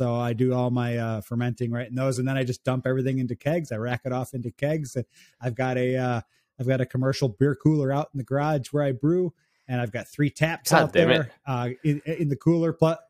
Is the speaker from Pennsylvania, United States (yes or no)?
no; Chicago, Illinois, United States; I'm actually from north of Chicago, northwest of Chicago, but that's the closest city that anybody knows.